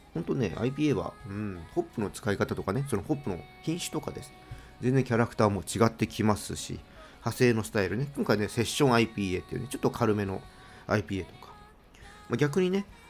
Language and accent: Japanese; Tokyo, Japan; 私はねもう東京生まれの東京育ちなので